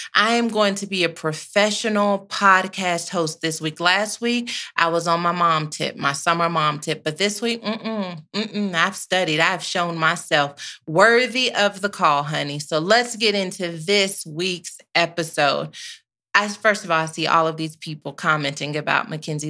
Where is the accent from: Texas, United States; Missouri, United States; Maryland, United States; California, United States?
Texas, United States; I am from Texas